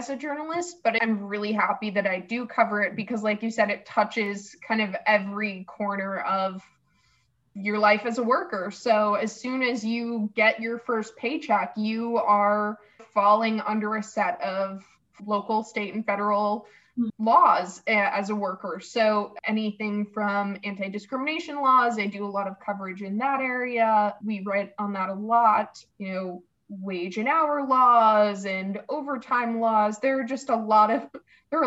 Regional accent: Rhode Island, United States; I grew up in Rhode Island

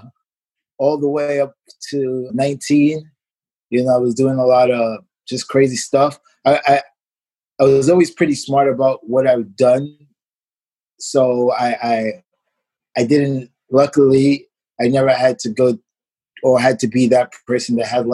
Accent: New York City, New York, United States; moved away as an adult; also born or lived in Hanover, Germany; I grew up in Brooklyn

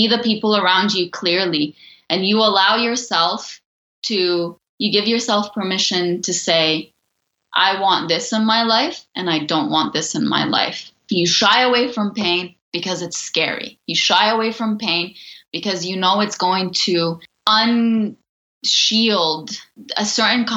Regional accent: Lebanon; moved away; I grew up in Lebanon

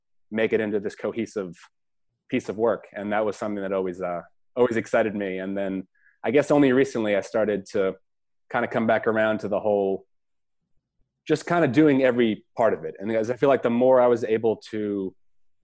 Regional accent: Toms River, New Jersey, United States; moved away as an adult; also born or lived in Connecticut / Los Angeles; now in Philadelphia, United States; I'm originally from Toms River, New Jersey, and that's where I grew up

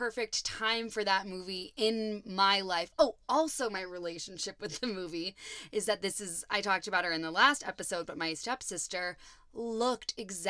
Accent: Ohio, United States; I mean, I'm from Ohio.

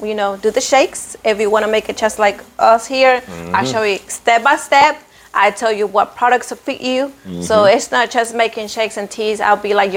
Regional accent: Duncan, South Carolina, United States; I grew up here in Duncan.

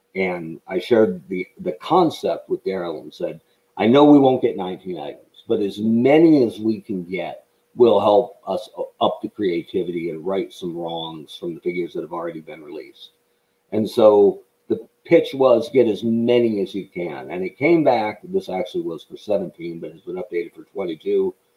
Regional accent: Oregon, United States; also born or lived in Western New York / Phoenix, Arizona / Washington, D.C.; I'm from Oregon.

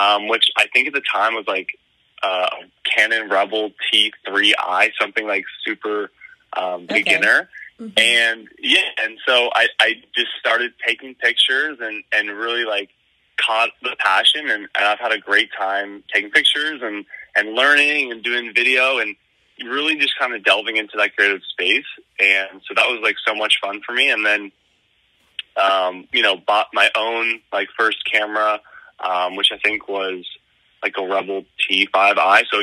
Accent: Fort Myers, Florida, United States; moved away as an adult; now in New York City, United States; I'm from Fort Myers. So we all have that FGCU connection, which is pretty cool. And so I was born and raised there

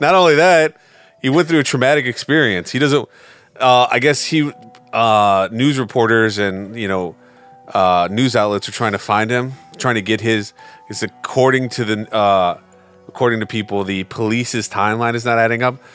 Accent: United States; as an American

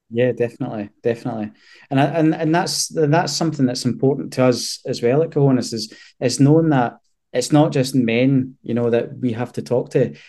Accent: Scotland, United Kingdom; we're typical Scottish men

